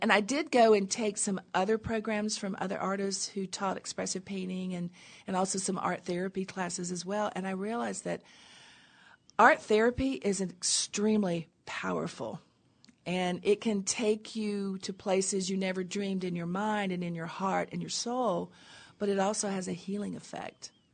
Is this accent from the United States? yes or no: yes; Tennessee, United States; I grew up in Tennessee in a little tiny town on a river